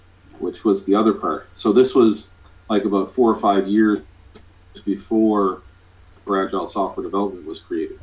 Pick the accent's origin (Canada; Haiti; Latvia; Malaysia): Canada; I'm from Canada